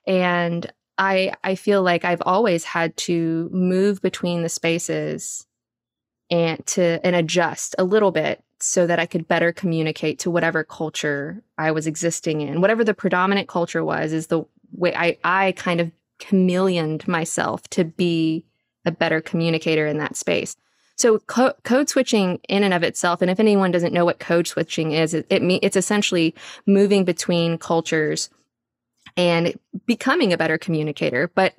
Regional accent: the South, United States; accent: Southern; now in Houston, United States; Because I grew up a Filipina kid with a Southern accent. And that was one of the first things that had to go whenever I came to Houston

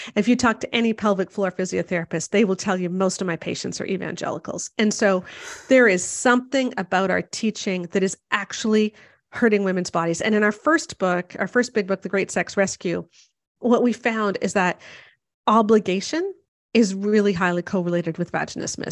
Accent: Canada; I'm Canadian

